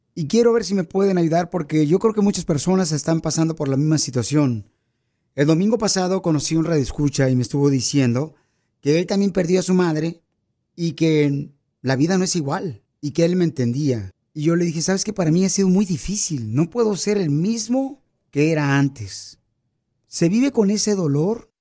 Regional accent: Michoacán, Mexico; now in United States; los michoacanos, pirisoteros, casi, casi somos americanos

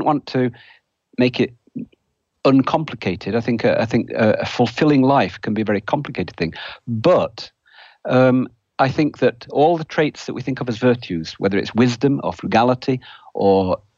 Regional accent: United Kingdom; now in United States; You can probably tell from my accent, I'm not originally American. I grew up in Britain

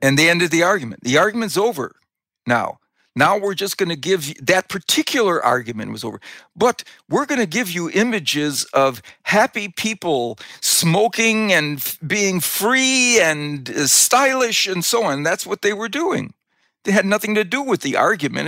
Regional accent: Wisconsin, United States; I grew up in Wisconsin

